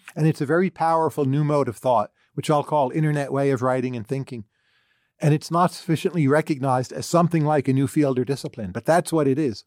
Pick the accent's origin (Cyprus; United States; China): United States; I'm an American citizen, pretty patriotic